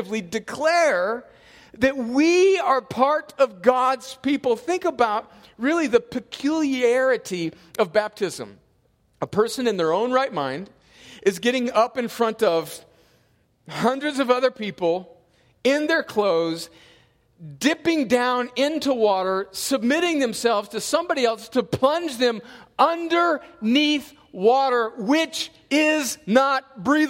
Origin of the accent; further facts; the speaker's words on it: El Centro, California, United States; moved away; going home to El Centro, California, my hometown.